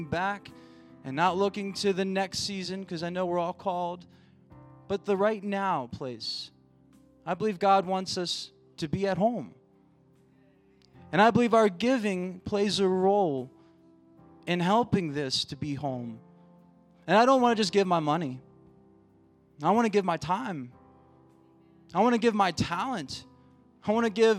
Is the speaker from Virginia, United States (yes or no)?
yes; Virginia, United States; moved away as an adult; now in Colorado, United States; I'm from Virginia, and I had the opportunity to go home for about a month and a half.